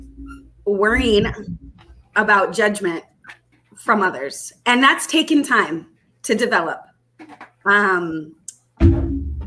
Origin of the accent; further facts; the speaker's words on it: Texas, United States; moved away; also born or lived in Southern California; I am a native Texan